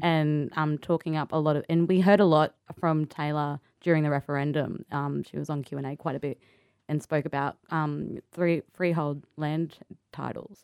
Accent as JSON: {"language": "English", "town": "Sydney", "region": "New South Wales", "country": "Australia", "tie": "born or raised there", "also_born_or_lived": "Cunnamulla, Queensland", "said": "I grew up there until I was about seven, and then we moved to Sydney and Marrickville"}